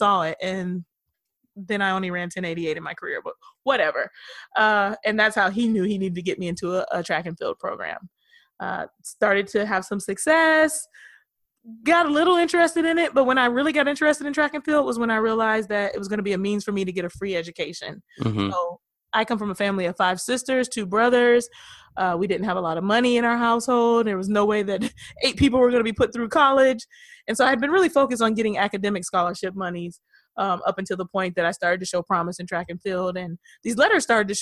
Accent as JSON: {"language": "English", "town": "Rochester", "region": "Pennsylvania", "country": "United States", "tie": "born or raised there", "also_born_or_lived": "Pittsburgh, Pennsylvania / Detroit, Michigan", "said": "Born in Pittsburgh and raised between Pittsburgh and Detroit, basically, because my parents split up when I was 3 years old. So I moved to Detroit and I was there from kindergarten to sixth grade. And then I moved back with my father from seventh to 12th grade into Rochester, Pennsylvania"}